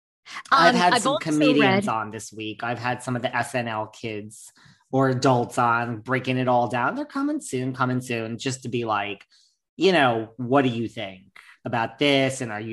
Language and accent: English; New York, United States; I'm such a New Yorker.